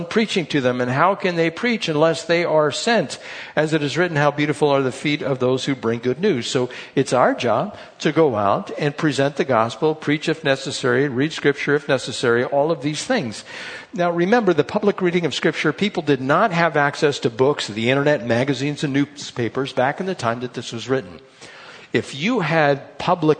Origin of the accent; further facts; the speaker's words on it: United States; we're from America.